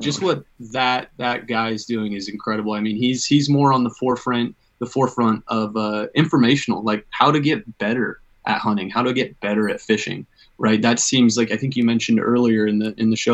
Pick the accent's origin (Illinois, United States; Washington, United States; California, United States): Washington, United States; Everett; I'm I'm actually stationed here in my home, pretty much my hometown, Everett, Washington